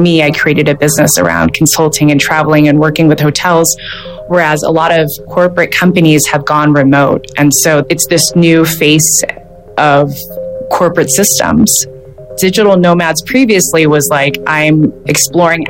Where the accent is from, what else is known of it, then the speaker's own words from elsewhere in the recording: United States; now in Mexico City, Mexico; I'm originally from the United States.